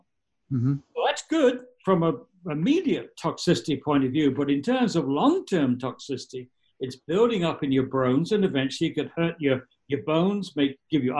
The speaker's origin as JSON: {"language": "English", "region": "England", "country": "United Kingdom", "moved": "yes", "lives_now": "New York State, United States", "said": "I'm English."}